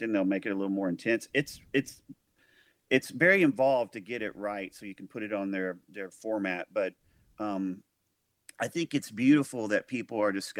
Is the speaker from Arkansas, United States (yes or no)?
yes; El Dorado, Arkansas, United States; moved away; also born or lived in Nashville, Tennessee; my hometown, El Dorado, Arkansas.